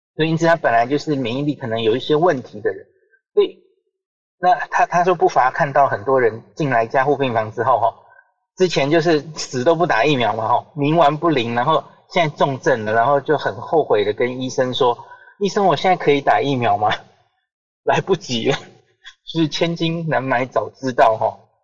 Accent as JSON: {"language": "Chinese", "country": "Taiwan", "said": "我们台湾人戴得住口罩"}